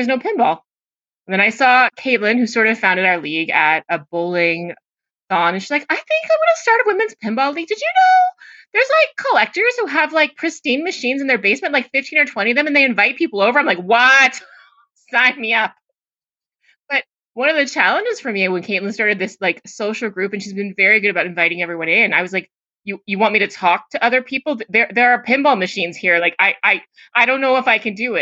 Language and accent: English; Florida, United States; moved away; I grew up in Florida